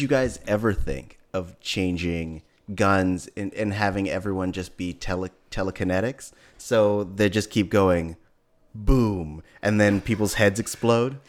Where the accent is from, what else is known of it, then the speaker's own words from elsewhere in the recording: Hayward, California, United States; moved away; also born or lived in East Menlo Park / San Francisco; I'm originally from Hayward